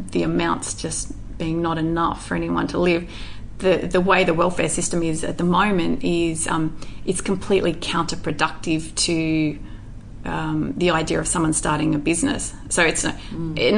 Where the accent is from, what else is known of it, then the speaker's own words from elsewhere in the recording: Indonesia; and obviously growing up in Indonesia as well.